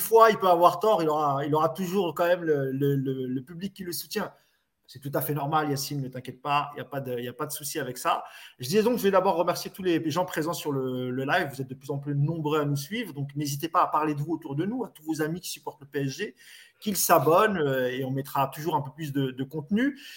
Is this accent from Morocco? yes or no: yes; Marrakech, Marrakesh-Safi, Morocco; chez moi à Marrakech